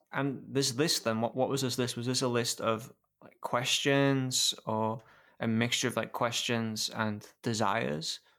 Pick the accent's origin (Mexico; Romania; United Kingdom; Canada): United Kingdom; being British